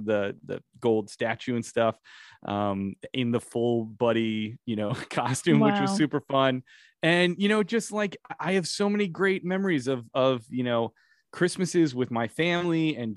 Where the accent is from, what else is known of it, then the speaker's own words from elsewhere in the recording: Chicago, Illinois, United States; also born or lived in New York City, United States; now in Los Angeles, United States; I'm from Chicago originally